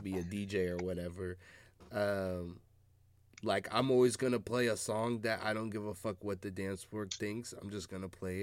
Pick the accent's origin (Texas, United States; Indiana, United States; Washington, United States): Washington, United States; Seattle; growing up in Seattle